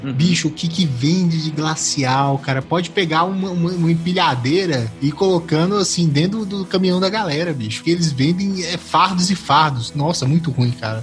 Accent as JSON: {"language": "Portuguese", "country": "Brazil"}